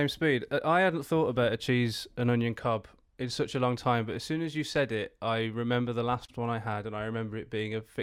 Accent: Black Country, West Midlands, United Kingdom; moved away as an adult; also born or lived in West Bromwich / Tipton; I grew up in the West Midlands. Technically, black country

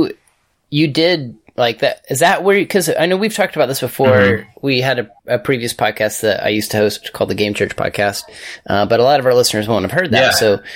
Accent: Amarillo, Texas, United States; I grew up in Amarillo

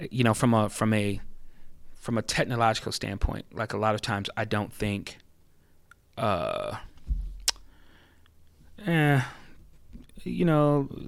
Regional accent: Florida, United States; born there; now in California, United States; even though I was born in in Florida, you know, I think California is my home now.

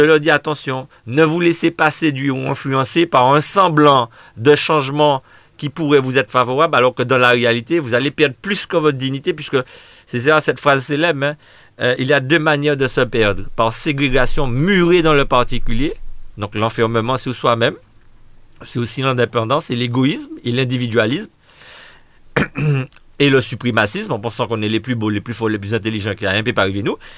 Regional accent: Martinique; nous sommes antillais, nous sommes martiniquais, nous sommes français, mais nous sommes surtout martiniquais

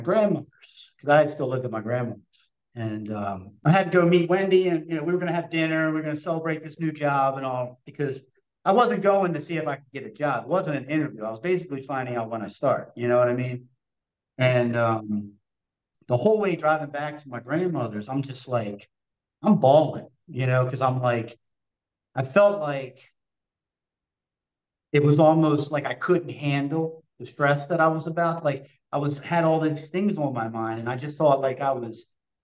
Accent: Essex, Maryland, United States; I was from Essex.

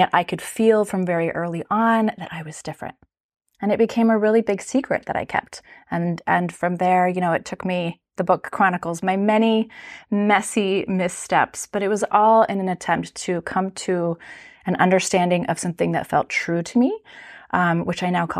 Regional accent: Japan; So I grew up in Japan. My parents are wonderful, beautiful, loving, very devout people of faith, and they took our family to Japan when I was 5 years old

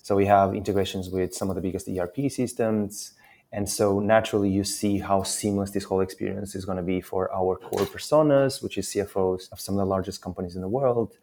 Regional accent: Portugal; moved away as an adult; now in London, United Kingdom; I'm originally Portuguese. I've been in London for 13 years

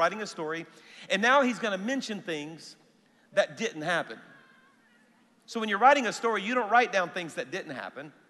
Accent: South Louisiana, United States; now in Alabama, United States; even though my church is in Alabama, I'm a Cajun, everybody, all right? So I'm from South Louisiana

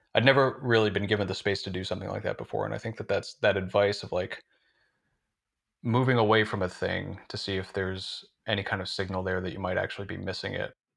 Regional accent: northern Vermont, United States; moved away as an adult; now in Somerville, United States; I'm from northern Vermont originally, from a pretty rural part of a pretty rural state, and, uh, yeah, spent the first eighteen years of my life there

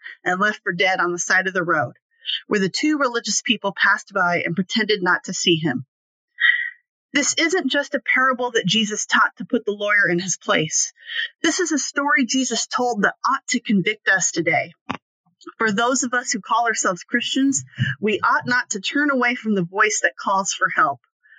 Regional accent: Alaska, United States; I grew up in Alaska, the largest state with one of the smallest populations.

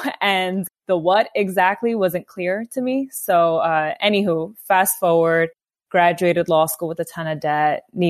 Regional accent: New York City, New York, United States; I am born and raised in the Bronx, New York

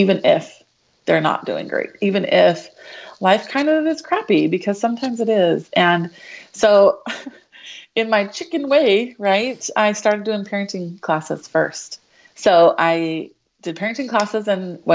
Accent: Show Low, Arizona, United States; moved away as an adult; now in Gilbert, United States; I grew up in Sholo, so small town up north

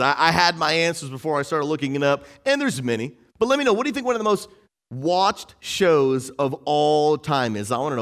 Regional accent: Massachusetts, United States; where I grew up in Massachusetts

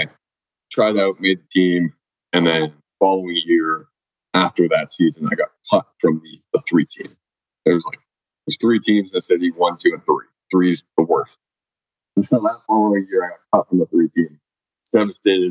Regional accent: Oakville, Ontario, Canada; moved away as an adult; also born or lived in Columbus, Ohio; I grew up in Oakville

